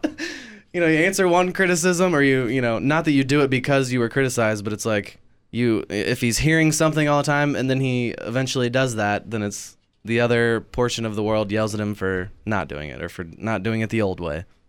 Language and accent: English; Kansas City, United States; I am from Kansas City.